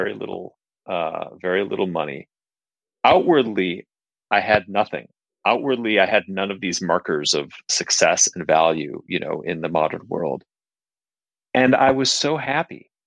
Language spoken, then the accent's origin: English; Minneapolis, Minnesota, United States; moved away as an adult; also born or lived in Kathmandu, Nepal; I grew up in Minneapolis in the Midwest